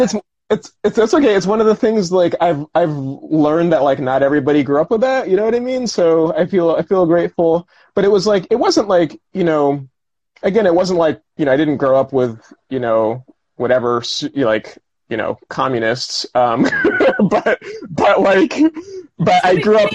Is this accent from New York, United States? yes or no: yes; Albany, New York, United States; when i was a kid in my hometown albany new york